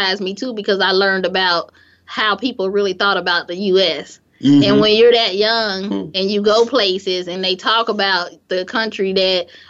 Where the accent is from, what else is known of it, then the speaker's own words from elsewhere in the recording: Gary, Indiana, United States; moved away as an adult; I'm from Gary